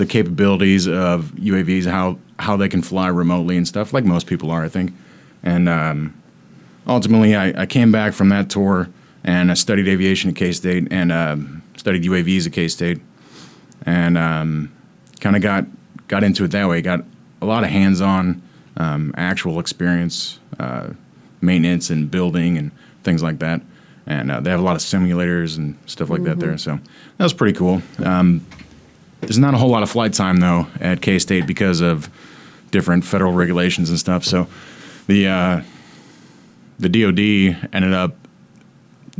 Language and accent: English; St. Louis, Missouri, United States; moved away as an adult; also born or lived in Atchison, Kansas; I'm from St. Louis originally.